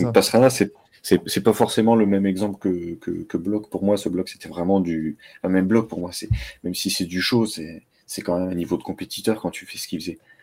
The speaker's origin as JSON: {"language": "French", "area": "the North", "region": "Hauts-de-France", "country": "France", "tie": "born or raised there", "said": "Après, je suis allé dans le Nord, bah, j'avais Rallye d'Ypres juste à côté parce que j'étais à, quelques kilomètres de la frontière"}